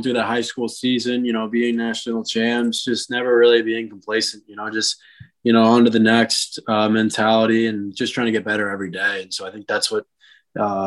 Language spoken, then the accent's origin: English; South Florida, United States; I'm from South Florida